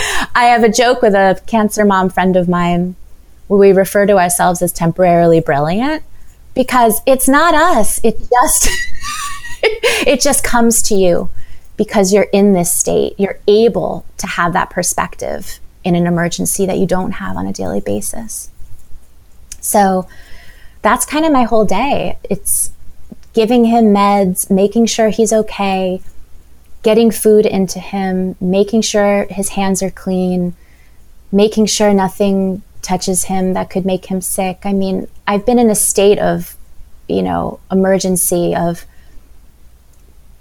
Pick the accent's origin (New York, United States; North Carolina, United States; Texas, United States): New York, United States; New York City; Manhattan, my hometown, where I grew up